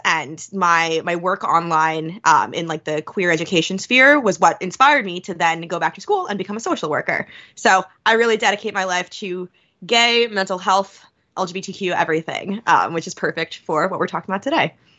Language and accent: English; New York, United States; now in Philadelphia, United States; I'm from New York